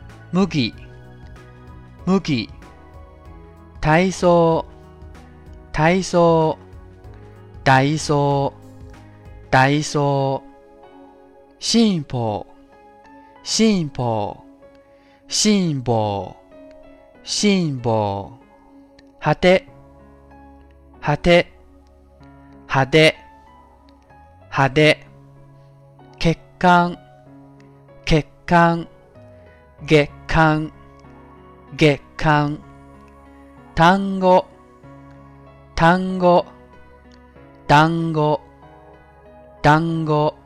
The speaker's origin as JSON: {"language": "Chinese", "country": "China", "said": "我们中国人啊，在学习日语的时候，会用这样的一个概念来区分，那就是送气音和不送气音。"}